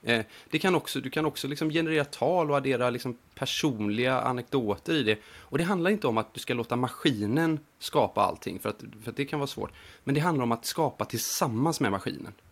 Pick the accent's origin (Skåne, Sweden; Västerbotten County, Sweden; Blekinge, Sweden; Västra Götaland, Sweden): Västra Götaland, Sweden; Gothenburg; moved away as an adult; now in Montreal, Canada; jag är en grabb från Göteborg